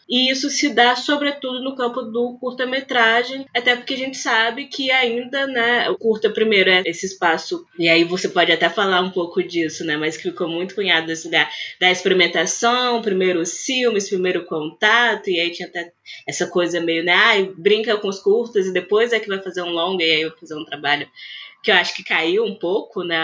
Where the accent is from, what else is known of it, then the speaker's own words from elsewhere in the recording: Vitória, Espírito Santo, Brazil; aqui em Vitória mesmo, né, no Espírito Santo, que é de onde eu sou